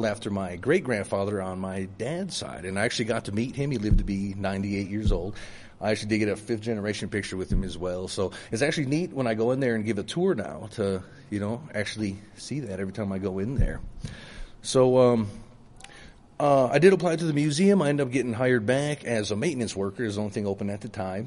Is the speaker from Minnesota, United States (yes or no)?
yes; Mille Lacs, Minnesota, United States; I am from Mille Lacs. I'm also a Mille Lacs band member